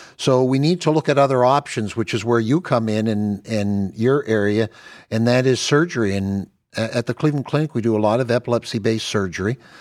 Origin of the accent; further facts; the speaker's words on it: Canada; now in United States; I'm Canadian